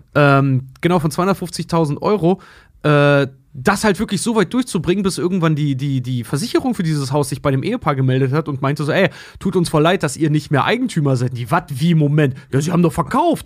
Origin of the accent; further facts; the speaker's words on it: Schwedt, Brandenburg, Germany; moved away; dass ich auch Schwed hätte verlassen können irgendwann mal, weil ich komme nun mal aus dem Haushalt